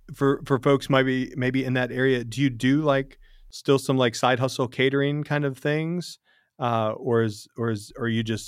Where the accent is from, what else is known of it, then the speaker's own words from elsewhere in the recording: Tennessee, United States; I'm from Tennessee.